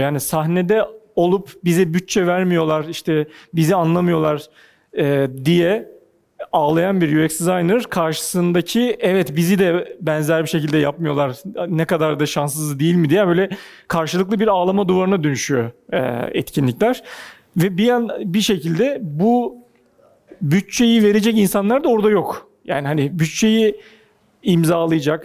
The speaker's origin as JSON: {"language": "Turkish", "region": "Ankara", "country": "Turkey", "tie": "born or raised there", "moved": "as an adult", "lives_now": "Istanbul, Turkey", "said": "bir Ankaralıyım ben."}